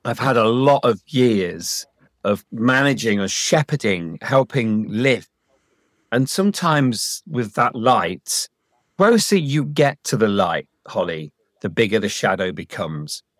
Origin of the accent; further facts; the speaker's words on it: Leicestershire, East Midlands, United Kingdom; I grew up in Leicestershire, and Leicestershire was incredibly advanced in education